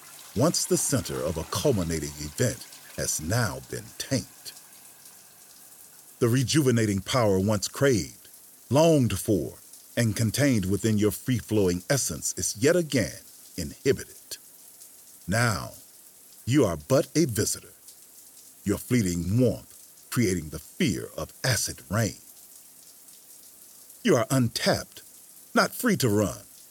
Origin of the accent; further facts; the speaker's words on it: Jackson, Mississippi, United States; my hometown, Jackson, Mississippi